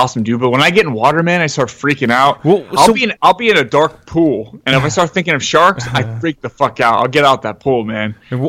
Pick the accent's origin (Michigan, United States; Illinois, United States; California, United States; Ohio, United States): California, United States; San Jose; I grew up in San Jose, Santa Clara.